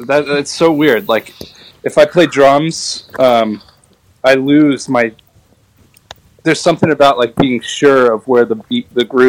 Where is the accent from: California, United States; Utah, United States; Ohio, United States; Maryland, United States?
California, United States; Cotati; I grew up in Sonoma County in California. And I was like born and raised. My mom and my dad had a house. They bought a house in Cotati, California, which is pretty much in the heart of Sonoma, right on Highway 101.